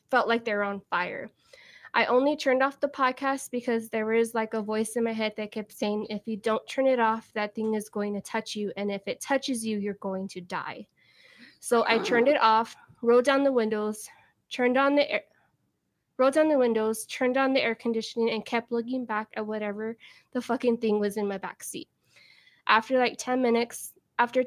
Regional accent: San Antonio, Texas, United States; I'm from San Antonio, Texas

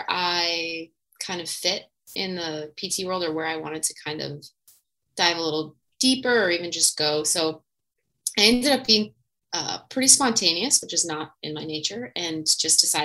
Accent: New Jersey, United States; I am originally from New Jersey in the States

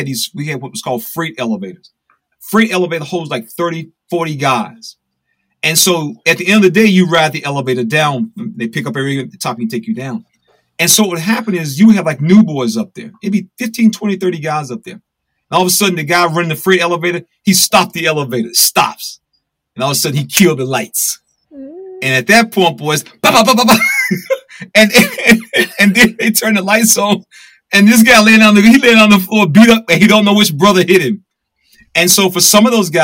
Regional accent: North Carolina, United States; moved away; when I grew up in North Carolina

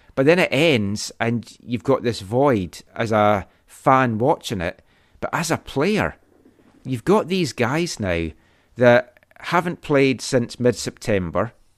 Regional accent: Scotland, United Kingdom; moved away; as a Scottish person

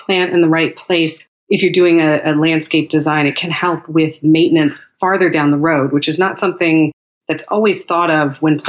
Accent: California, United States; also born or lived in Northeast United States; now in Texas, United States; I'm originally from California. We've lived for a while in the Northeast and spent time in Texas now.

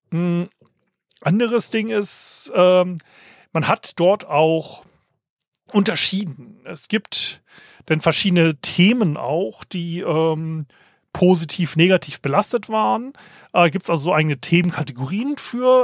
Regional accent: Germany; als Deutscher

